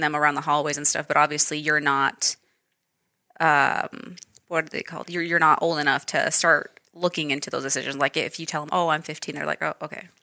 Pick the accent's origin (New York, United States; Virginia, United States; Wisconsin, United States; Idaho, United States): Idaho, United States; Idaho Falls; also born or lived in Wenatchee Valley, Washington; so I was raised here. So I've been here my entire life.